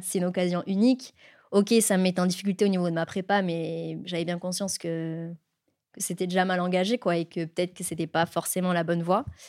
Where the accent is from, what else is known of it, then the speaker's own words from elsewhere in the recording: Var, Provence-Alpes-Côte d'Azur, France; je suis originaire du Var, donc dans un petit village euh, du centre Var